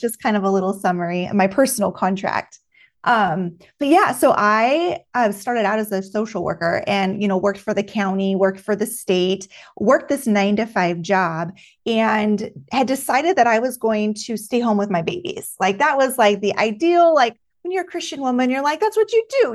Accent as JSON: {"language": "English", "town": "Juneau", "region": "Alaska", "country": "United States", "tie": "born or raised there", "moved": "as an adult", "lives_now": "Texas, United States", "said": "I was born and raised in June, Alaska"}